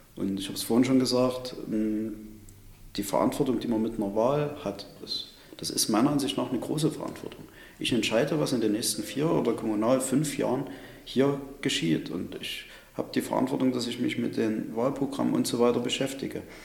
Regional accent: Chemnitz, Saxony, Germany; Sonnenberg, das ist unser Chemnitzer kreatives Viertel

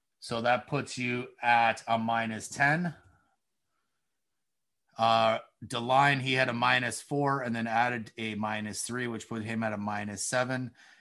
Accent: Cambridge, Ontario, Canada; moved away as an adult; now in Kitchener, Canada; I'm from Cambridge

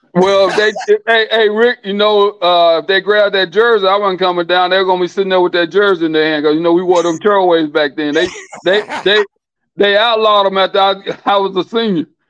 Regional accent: Philadelphia, Mississippi, United States; I grew up in a little town called Philadelphia, Mississippi. If they seen the movie Mississippi Burning, that's where I'm from

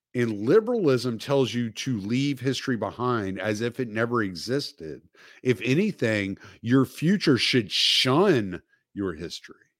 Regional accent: the South, United States; I'm from the South, so we pronounce the L.

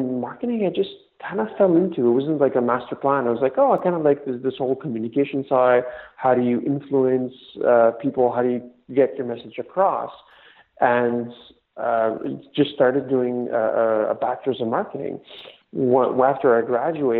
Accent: Montreal, Quebec, Canada; My parents immigrated from Greece the late 70s, but I was born and raised in Montreal

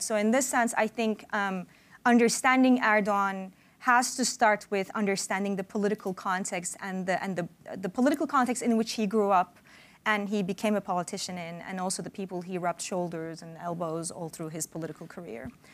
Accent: Turkey; moved away; when I was a kid and growing up in Turkey

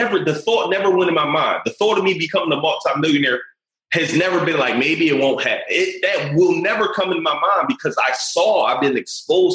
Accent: Philadelphia, Pennsylvania, United States; I'm coming from West Philly in the hood

